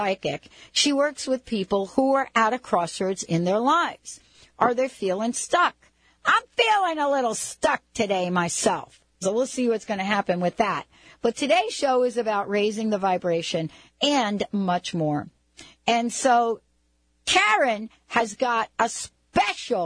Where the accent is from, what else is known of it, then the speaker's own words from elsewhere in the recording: New York, United States; I grew up in New York